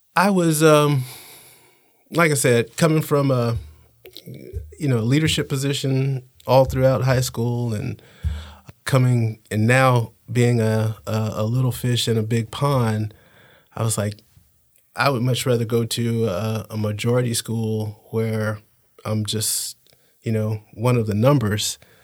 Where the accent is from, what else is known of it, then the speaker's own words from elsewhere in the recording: Panama City, Florida, United States; I learned growing up in Panama City